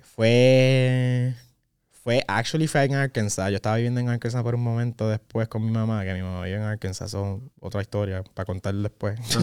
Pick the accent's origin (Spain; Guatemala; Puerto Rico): Puerto Rico; nosotros, puertorriqueños. tenemos la dicha de poder decir que somos boricua